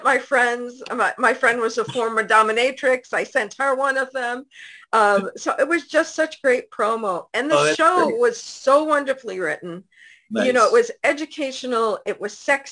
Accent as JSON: {"language": "English", "town": "New York City", "region": "New York", "country": "United States", "said": "I'm a New Yorker, but I happen to be"}